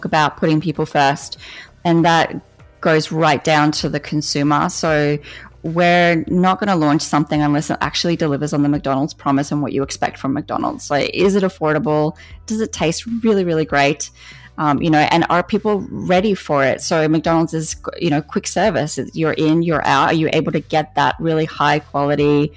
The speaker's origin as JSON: {"language": "English", "country": "Australia", "moved": "yes", "lives_now": "United States", "said": "We have this connection in Australia to our farmers"}